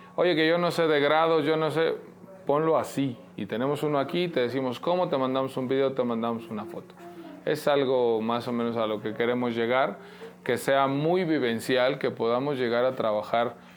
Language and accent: Spanish; Mexico; Como mexicanos, a final de cuentas, trabajamos